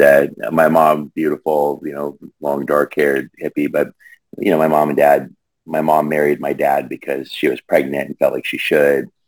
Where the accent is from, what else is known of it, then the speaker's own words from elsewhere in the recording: Longview, Washington, United States; also born or lived in Rainier, Oregon; I grew up in the Pacific Northwest, uh, just outside of Portland, uh, kind of in between Portland and Seattle, on the Columbia River in a depressed mill town called Longview, Washington